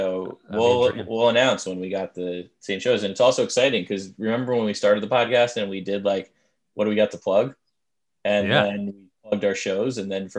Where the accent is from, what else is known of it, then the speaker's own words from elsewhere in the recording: Long Island, New York, United States; I grew up on Long Island and it just made up. They just plopped a bunch of roads and it's artificial in that way.